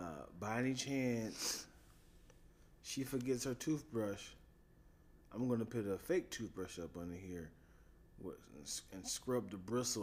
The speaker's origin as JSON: {"language": "English", "country": "Colombia", "said": "I'm from Colombia. You know, Hispanic people can't use the V word."}